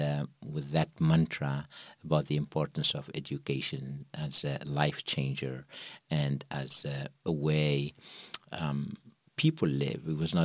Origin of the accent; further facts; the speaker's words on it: Tunisia; So I'm originally from North Africa, Tunisia, born to parents who value education.